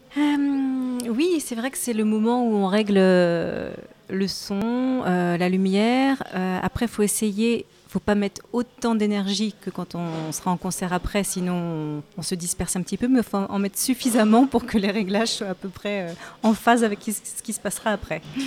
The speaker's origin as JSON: {"language": "French", "town": "Saint-Nazaire", "region": "Pays de la Loire", "country": "France", "tie": "born or raised there", "said": "en étant d'origine nazérienne, donc j'ai grandi à Saint-Nazaire"}